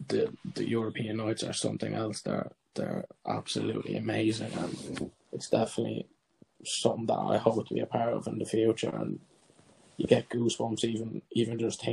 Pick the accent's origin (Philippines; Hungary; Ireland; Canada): Ireland; as an Irish player